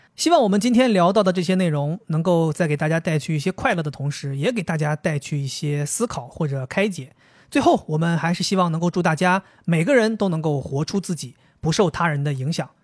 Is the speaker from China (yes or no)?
yes; Dalian, Liaoning, China; 我们大连人